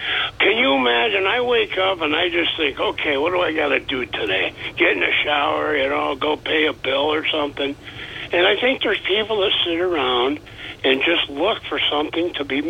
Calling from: Vestal, New York, United States

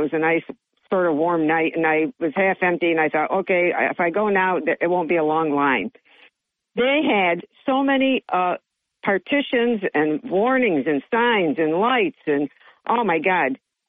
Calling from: Johnson City, New York, United States; This is … from JC

